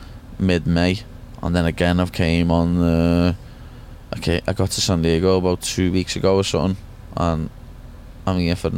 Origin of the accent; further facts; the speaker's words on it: Liverpool, North West England, United Kingdom; This is me home from home, and I'm went away from Liverpool.